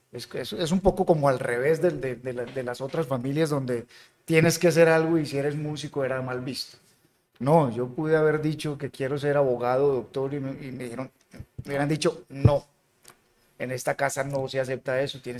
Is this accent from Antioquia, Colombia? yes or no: yes; Jericó, Antioquia, Colombia; Yo tuve una niñez bonita. Yo soy de Jerico, Antioquia. Eh, empecé música allá, mi familia es de allá.